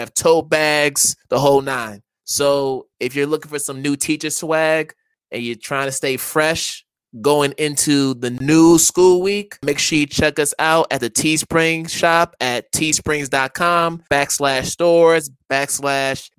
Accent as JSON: {"language": "English", "region": "Connecticut", "country": "United States", "tie": "born or raised there", "said": "I am from Connecticut. I'm a Connecticut native."}